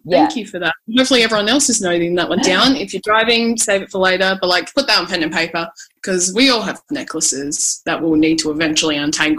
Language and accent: English; Adelaide, South Australia, Australia; moved away as an adult; now in Melbourne, Australia; I'm born and raised in Adelaide, South Australia. So I moved to Melbourne pretty recently. Well, if recently is like a year and a half ago.